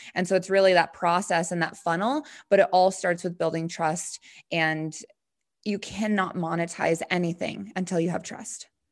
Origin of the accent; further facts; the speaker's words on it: Montana, United States; now in Denver, United States; I live in Denver now, but, um, yeah, I'm from Montana